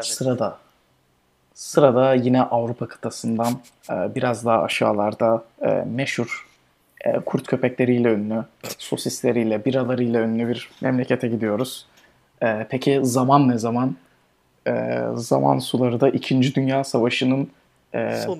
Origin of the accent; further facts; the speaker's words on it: Turkey; bizim memleketimiz Türkiye.